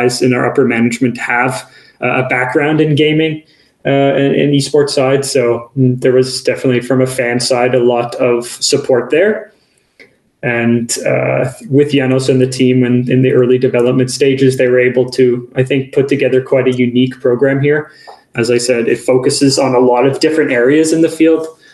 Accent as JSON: {"language": "English", "country": "Canada", "moved": "yes", "lives_now": "Kajaani, Finland", "said": "I'm originally from Canada, so I have that sort of North American perspective as well."}